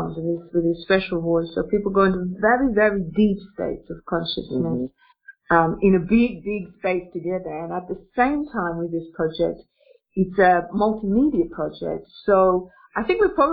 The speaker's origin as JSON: {"language": "English", "country": "Australia", "moved": "yes", "lives_now": "Russia", "said": "I'm an Australian woman, but interestingly enough, I'm an Australian woman who lives in Russia"}